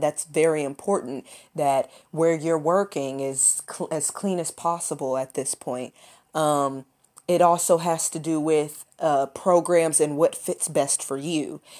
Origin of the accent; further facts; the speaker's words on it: Lexington, Kentucky, United States; I was born and raised in Lexington, Kentucky.